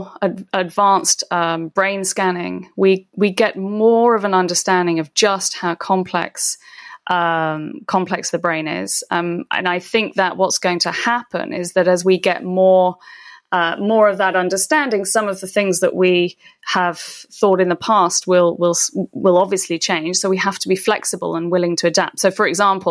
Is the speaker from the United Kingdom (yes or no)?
yes; United Kingdom; I'm British